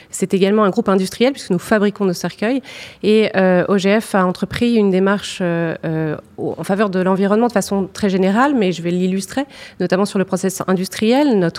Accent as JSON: {"language": "French", "town": "Béthune", "region": "Hauts-de-France", "country": "France", "tie": "born or raised there", "also_born_or_lived": "Lille", "said": "Alors, je suis originaire, euh, enfin, je suis née à Béthune. J'ai vécu beaucoup euh, dans la banlieue lilloise."}